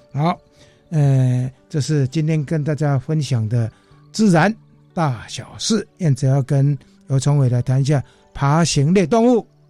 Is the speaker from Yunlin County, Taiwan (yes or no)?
yes; Yunlin County, Taiwan; 我们家乡的嗯。云林县的那个博阿寮港